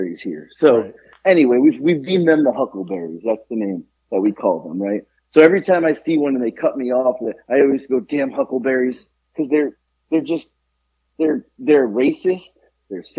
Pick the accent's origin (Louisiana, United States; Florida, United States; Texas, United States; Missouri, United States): Florida, United States; Boca Raton; also born or lived in New York; now in Georgia, United States; I grew up in Florida